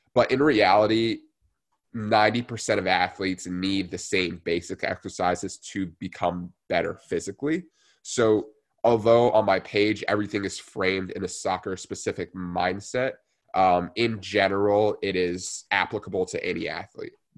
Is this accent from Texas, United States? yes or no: no; New Jersey, United States; I grew up in New Jersey, born and raised there